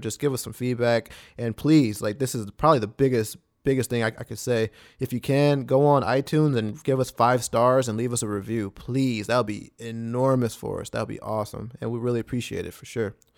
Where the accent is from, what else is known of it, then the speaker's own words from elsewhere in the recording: Smithville, Texas, United States; we grew up in Smithfield, a small town